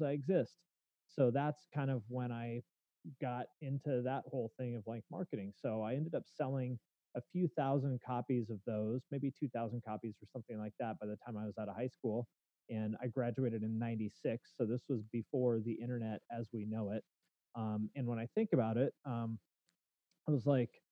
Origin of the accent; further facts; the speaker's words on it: Snohomish, Washington, United States; also born or lived in Bellingham, Washington; I grew up in Snohomish, Washington, which is a suburb maybe about 20 miles north of Seattle.